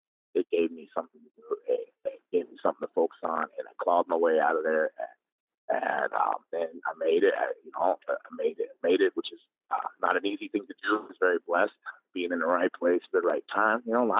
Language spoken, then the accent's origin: English; Brooklyn, New York, United States; I'm a boy, I'm from Brooklyn.